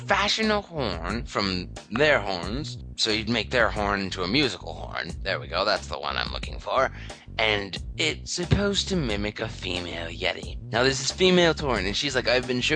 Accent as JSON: {"language": "English", "country": "Canada", "tie": "born or raised there", "said": "Canada, my hometown"}